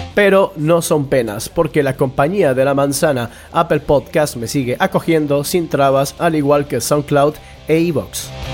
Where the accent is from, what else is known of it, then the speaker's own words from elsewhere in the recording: Bogotá, Colombia; now in Mungia, Spain; bogotano de nacimiento, munguiarra de adopción